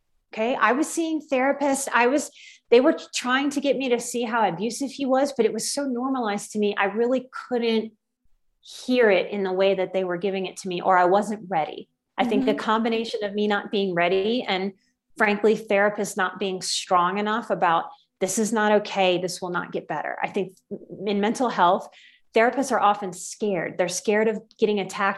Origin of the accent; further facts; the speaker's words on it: Louisiana, United States; I grew up in the South. I'm from Louisiana